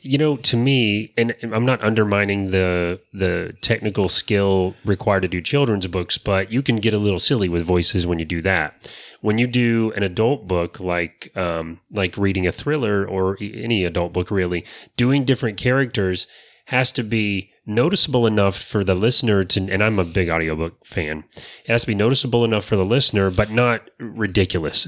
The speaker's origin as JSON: {"language": "English", "region": "Florida", "country": "United States", "tie": "born or raised there", "said": "those of us that were born and raised here"}